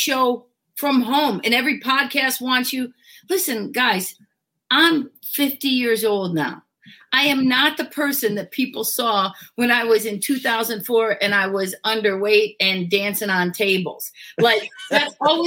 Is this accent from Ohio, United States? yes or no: yes; Cleveland, Ohio, United States; also born or lived in Los Angeles / Northwest Pennsylvania; now in Erie, United States; my hometown originally is Cleveland. I now live in Northwest Pennsylvania